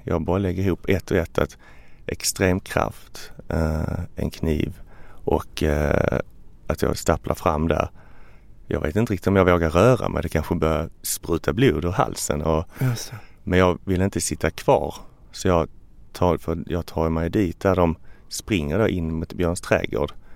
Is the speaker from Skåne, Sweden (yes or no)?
yes; Ystad, Skåne, Sweden; now in Stockholm, Sweden; Jag är från Ystad, ligger längst ner